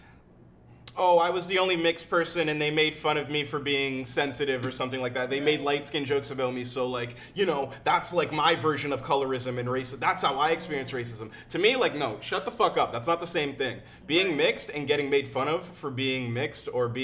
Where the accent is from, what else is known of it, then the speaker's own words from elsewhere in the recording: Oakville, Ontario, Canada; I grew up in Oakville mostly